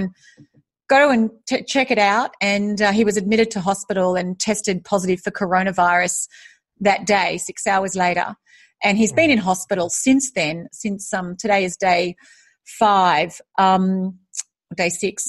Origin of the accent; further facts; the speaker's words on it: Australia; moved away as an adult; also born or lived in United States; now in Singapore; I am Australian. I'm currently living in Singapore